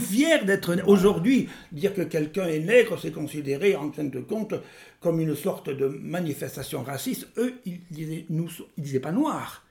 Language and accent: French; France; moved away as an adult; also born or lived in Senegal / Gabon; J'ai été le dernier proviseur français des lycées sénégalais